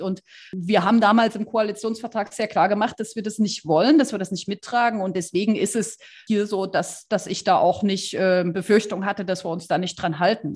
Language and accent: German; Saxony, Germany; bei uns in Sachsen